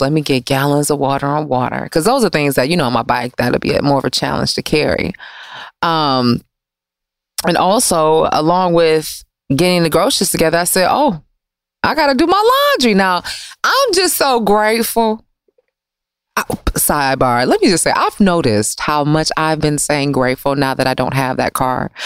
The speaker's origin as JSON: {"language": "English", "town": "Detroit", "region": "Michigan", "country": "United States", "also_born_or_lived": "Washington, D.C. / New York", "moved": "as an adult", "said": "I'm from Michigan too"}